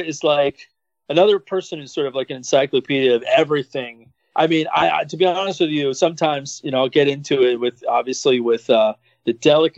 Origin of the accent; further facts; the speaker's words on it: Philadelphia, Pennsylvania, United States; now in Miami, United States; I was born in Philadelphia.